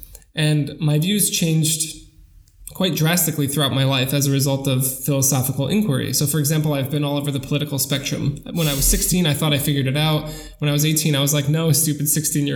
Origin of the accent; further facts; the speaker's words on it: New York, United States; now in Germany; I grew up in New York. I studied in New York